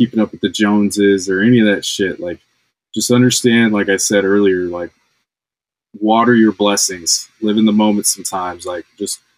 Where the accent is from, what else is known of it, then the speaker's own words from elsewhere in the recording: Kansas, United States; now in Orange County, United States; I'm from Kansas. I live in Orange County.